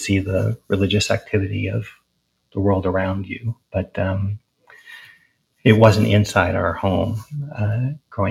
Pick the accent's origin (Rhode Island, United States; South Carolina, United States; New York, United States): Rhode Island, United States; Providence; moved away as an adult; also born or lived in Portland, Oregon; I was born in Providence, Rhode Island, and my family were professors at Brown University, and I grew up on the east side of Providence